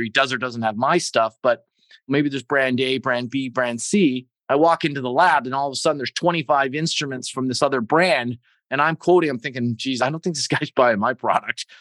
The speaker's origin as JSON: {"language": "English", "country": "Canada", "said": "being Canadian"}